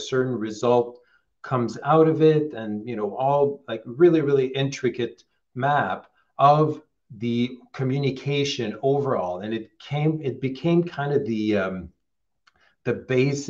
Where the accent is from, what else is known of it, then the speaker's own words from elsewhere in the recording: Quebec, Canada; I'm originally from Quebec, Canada, so a French province in Canada